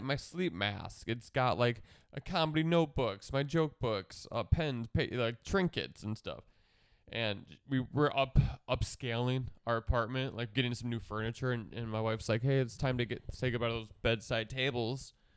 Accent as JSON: {"language": "English", "town": "Milwaukee", "region": "Wisconsin", "country": "United States", "said": "I'm from Milwaukee, which is, like, forty-five minutes north of Kenosha."}